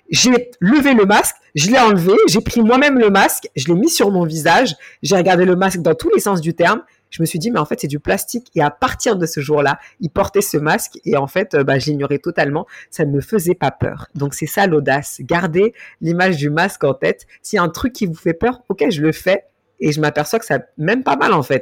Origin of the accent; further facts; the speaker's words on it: Mali; Certaines se reconnaissent sur certains éléments euh, de moi, soit parce que je suis malienne, soit parce que je suis noire, soit parce que je suis musulmane